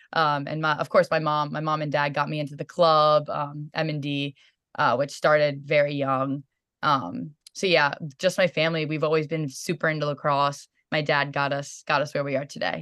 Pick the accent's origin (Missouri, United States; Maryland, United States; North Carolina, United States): Maryland, United States; Sykesville; growing up in Maryland, it's awesome in itself